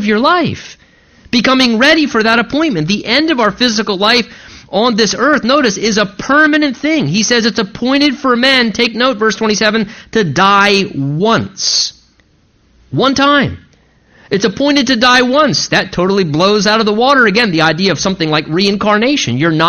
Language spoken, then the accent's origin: English; United States; as American people